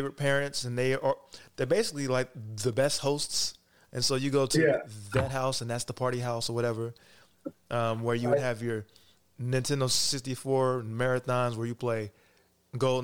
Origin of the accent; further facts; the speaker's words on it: Kentucky, United States; also born or lived in Cincinnati, Ohio; So I was born in Cincinnati and then I was raised right across the river. So I was raised in Kentucky.